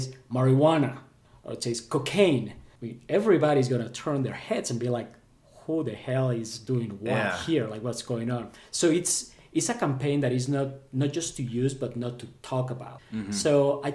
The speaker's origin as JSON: {"language": "English", "country": "Colombia", "tie": "born or raised there", "moved": "yes", "said": "growing up in Colombia, and this was back in the 80s and 90s"}